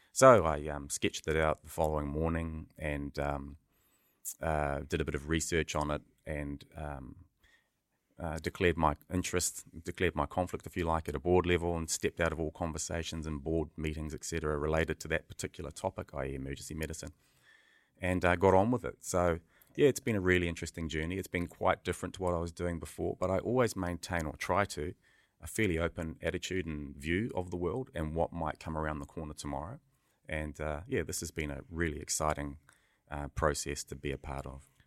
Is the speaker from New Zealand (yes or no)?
yes; Auckland, New Zealand; also born or lived in Ngaiatonga, Northland, New Zealand / United Kingdom; a multi-boy growing up in Beechhaven